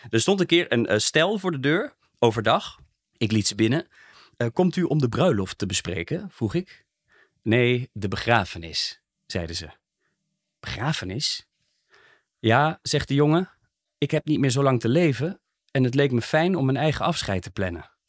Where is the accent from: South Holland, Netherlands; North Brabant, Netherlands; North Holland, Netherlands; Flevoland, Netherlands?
North Brabant, Netherlands; Zeeland; born there; Ik woon hier zelf in de buurt, maar ik ben in 1959 geboren in Zeeland, een dorpje in Brabant, niet de provincie. Mijn familie woont al generaties lang op die boerderij.